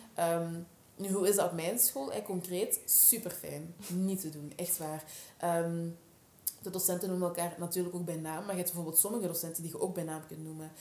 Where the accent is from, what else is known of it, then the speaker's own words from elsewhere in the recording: Scherpenheuvel, Flanders, Belgium; accent: Flemish Dutch; ik ben geboren en getogen eigenlijk in België. Daarom ook dat ik gewoon Vlaams-Nederlands spreek.